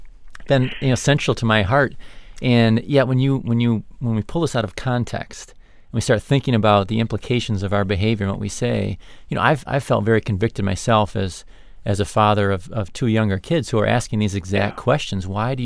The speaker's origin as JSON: {"language": "English", "region": "Michigan", "country": "United States", "said": "as a Penn State alum myself, even though I'm from Michigan"}